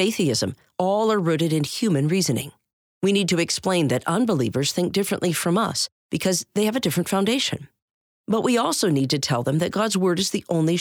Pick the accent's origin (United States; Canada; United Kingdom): Canada; my home country of Canada